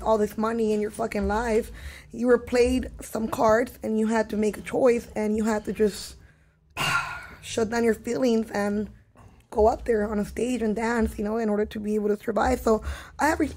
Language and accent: English; Los Angeles, California, United States; growing up in East LA, there's so many murals everywhere.